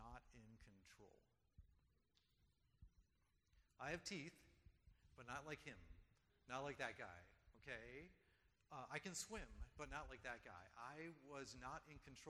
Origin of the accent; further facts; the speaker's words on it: Delaware, United States; also born or lived in Guam; where I grew up in Delaware